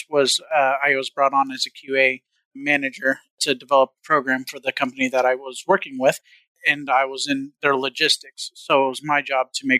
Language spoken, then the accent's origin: English; Southern Missouri, United States; I come from Southern Missouri